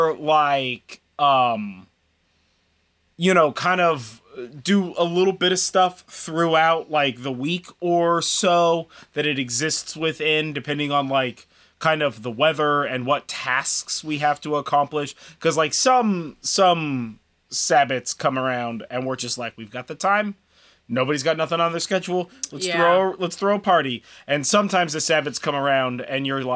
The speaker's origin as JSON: {"language": "English", "country": "United States", "said": "we're from America, obviously. You can hear it in the voice"}